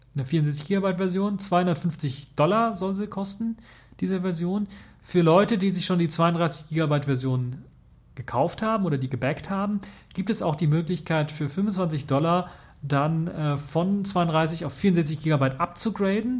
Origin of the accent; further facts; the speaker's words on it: Germany; hier bei uns in Deutschland